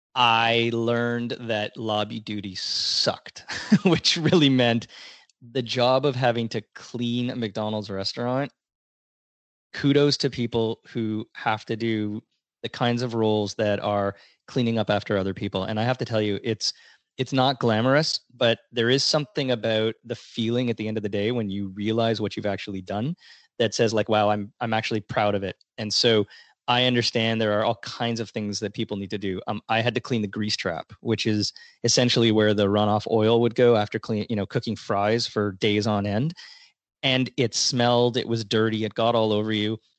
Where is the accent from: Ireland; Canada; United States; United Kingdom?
Canada; Toronto, Ontario; I was born, raised, and still live in the great city of Toronto.